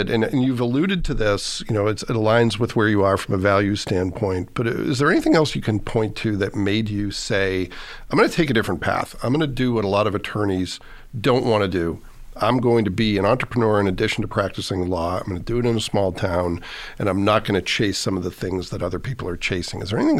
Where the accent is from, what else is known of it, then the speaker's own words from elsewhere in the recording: Massachusetts, United States; now in Fort Wayne, United States; I grew up in Massachusetts and moved here.